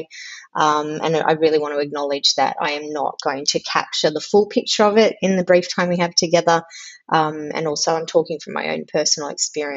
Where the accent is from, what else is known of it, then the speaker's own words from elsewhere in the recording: Melbourne, Victoria, Australia; now in Canberra, Australia; I live in Canberra. I was born in Melbourne. I still consider myself from Melbourne, even though I've lived in Canberra many, many years